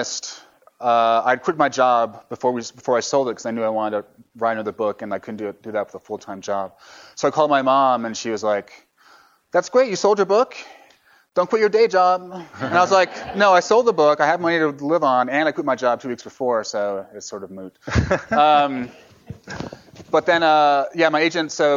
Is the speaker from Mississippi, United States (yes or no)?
no; New York, United States; also born or lived in San Francisco; I'm from New York